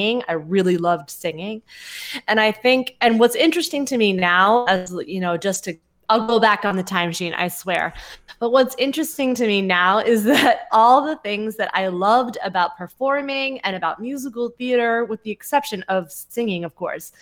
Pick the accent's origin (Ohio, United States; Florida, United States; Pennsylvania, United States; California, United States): California, United States; Mountain View; moved away as an adult; now in New York, United States; I grew up in the Mountain View area